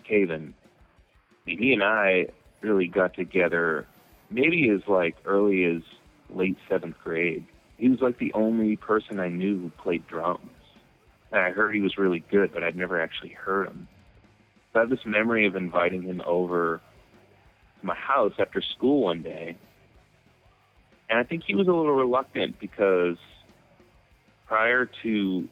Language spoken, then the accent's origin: English; Methuen, Massachusetts, United States; growing up in Methuen, Massachusetts, this suburb, you know, like a half hour north of Boston